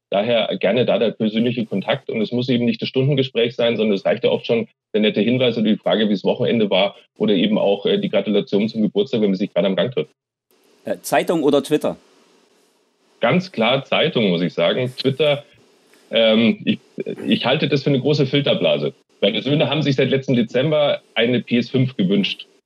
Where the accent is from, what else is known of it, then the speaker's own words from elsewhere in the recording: Munich, Bavaria, Germany; born there; äh, gebürtiger Münchner und jetzt seit äh, zehn Jahren geschäftsführender Vizepräsident und Chief Information Officer der TU München.